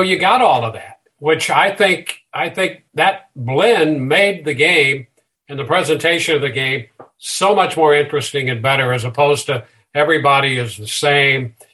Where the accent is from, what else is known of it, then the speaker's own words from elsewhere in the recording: St. Louis area, Illinois side, United States; I grew up in the Midwest, St. Louis area on the Illinois side